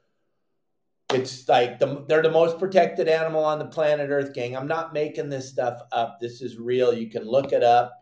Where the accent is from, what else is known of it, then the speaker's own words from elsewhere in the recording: Dana Point, California, United States; When I grew up in Dana Point